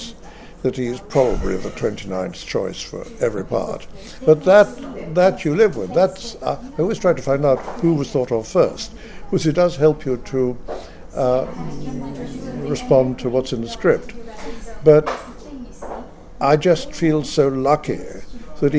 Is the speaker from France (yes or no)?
yes; France; first language French; English is a second language; moved away; also born or lived in England; I was born in France, though of a British mother